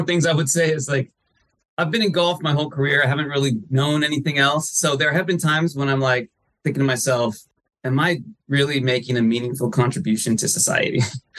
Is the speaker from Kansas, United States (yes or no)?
no; Northern California, United States; growing up in Northern California, I started playing golf probably when I was 12 or so